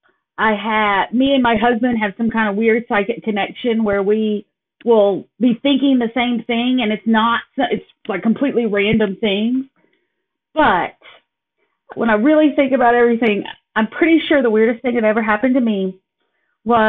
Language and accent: English; Kingston, Tennessee, United States; moved away as an adult; now in Appleton, United States; I born and raised in Kingston, Tennessee.